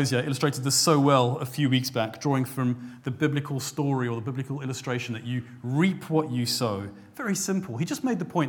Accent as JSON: {"language": "English", "country": "South Africa", "moved": "yes", "lives_now": "England", "said": "my home country of South Africa"}